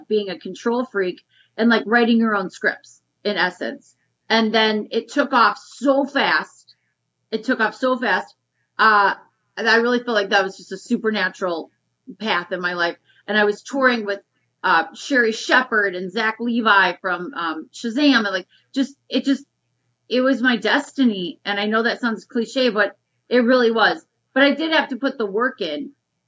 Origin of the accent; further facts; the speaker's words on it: Detroit, Michigan, United States; moved away as an adult; also born or lived in New York / Los Angeles; I was raised in Detroit, Michigan